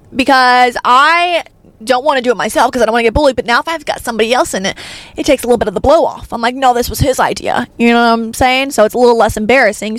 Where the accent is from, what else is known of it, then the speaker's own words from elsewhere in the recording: Arkansas, United States; I'm from Arkansas